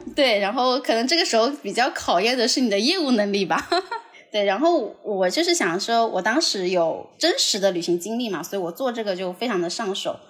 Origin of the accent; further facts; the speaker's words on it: Shantou, Guangdong, China; now in Shenzhen, China; 因为我老家就是汕头的，然后我现在在深圳